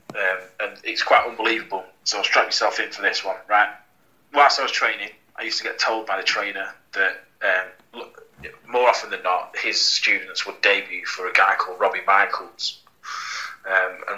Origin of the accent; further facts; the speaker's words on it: Blackpool, North West England, United Kingdom; I'm from Blackpool